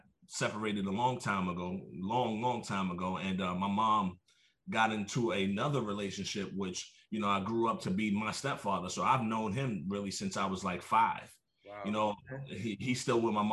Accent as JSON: {"language": "English", "town": "New York City", "region": "New York", "country": "United States", "tie": "born or raised there", "moved": "yes", "lives_now": "California, United States", "said": "I'm from New York, born and raised, Brooklyn to be exact"}